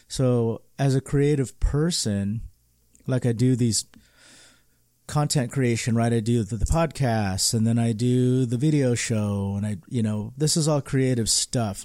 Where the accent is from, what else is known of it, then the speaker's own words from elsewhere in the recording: California, United States; as a Californian, we do a lot of things so differently